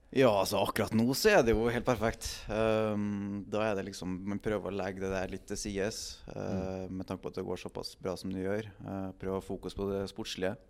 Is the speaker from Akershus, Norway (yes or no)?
no; Trondheim, Trøndelag, Norway; moved away as an adult; Jeg er fra Trondheim